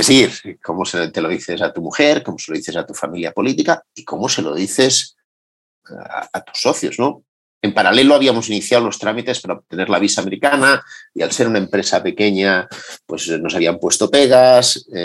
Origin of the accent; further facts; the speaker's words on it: Madrid, Community of Madrid, Spain; es verdad que decir que soy de Madrid llamándome … con el acento que tengo a día de hoy parece mentira